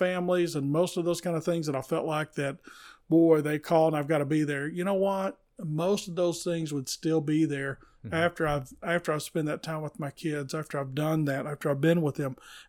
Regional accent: Tennessee, United States; I grew up down in the McMinn county area, and we would take off in the car and go see the Atlanta Braves, see Hank Aaron play baseball.

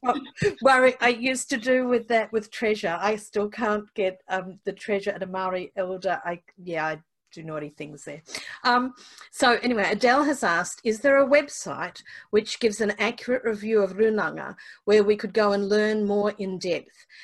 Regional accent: Australia; as an Australian who commutes across there a lot

